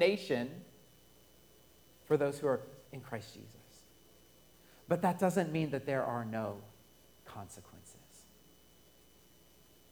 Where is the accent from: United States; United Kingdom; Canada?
United States; Colorado; I'm born and raised in Colorado.